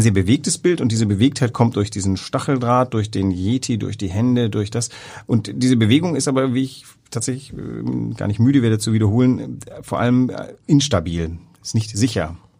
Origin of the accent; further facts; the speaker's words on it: West Germany, Germany; als Wessi